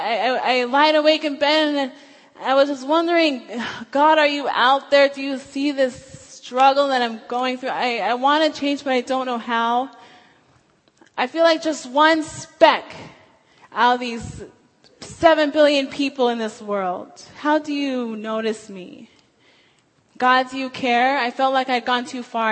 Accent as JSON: {"language": "English", "region": "Washington", "country": "United States", "moved": "as an adult", "said": "I'm from Washington State"}